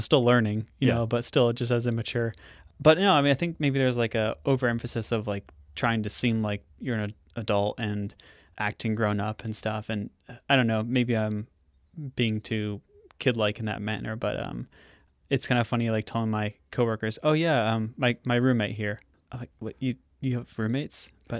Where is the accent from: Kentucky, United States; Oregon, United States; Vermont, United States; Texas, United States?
Vermont, United States; Williston; Williston, so right outside of Burlington.